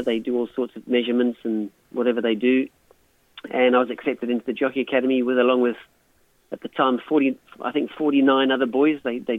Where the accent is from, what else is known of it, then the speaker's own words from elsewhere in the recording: South Africa; moved away as an adult; now in Australia; growing up in South Africa as a young kid